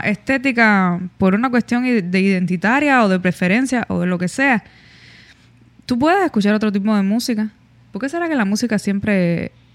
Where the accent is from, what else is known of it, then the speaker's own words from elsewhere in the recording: Cuba; nosotros que somos cubanos